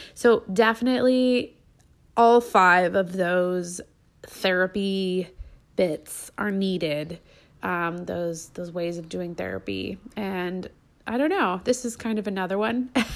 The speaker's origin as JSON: {"language": "English", "country": "United States", "also_born_or_lived": "Brazil", "moved": "as an adult", "said": "us Americans in Brazil"}